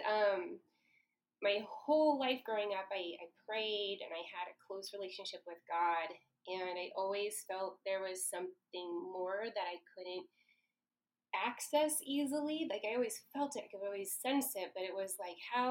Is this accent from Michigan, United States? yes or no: no; Portland, Oregon, United States; I was born and raised in the Portland metropolitan area. I'm a third-generation Portlander, possibly 5th or 6th generation Oregonian.